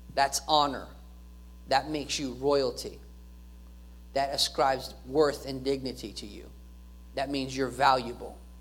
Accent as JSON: {"language": "English", "country": "United States"}